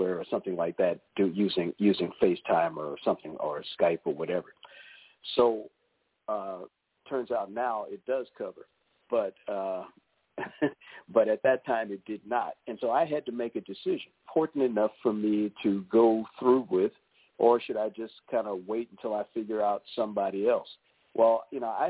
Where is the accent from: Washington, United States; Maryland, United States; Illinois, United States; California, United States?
Maryland, United States; moved away as an adult; now in North Carolina, United States; We're originally from the Maryland area